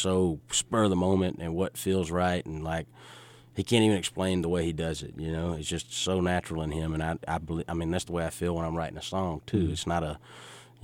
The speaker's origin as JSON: {"language": "English", "town": "Richland", "region": "Georgia", "country": "United States", "tie": "born or raised there", "said": "Richland, Georgia, where all the Cobbs are from, where I'm from"}